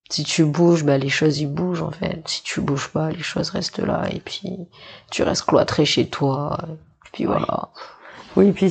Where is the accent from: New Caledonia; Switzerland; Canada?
New Caledonia; also born or lived in Nouméa; Non, non, moi j'ai grandi à Tieta et j'ai grandi à Ouvert, enfin des deux côtés de, de mes parents.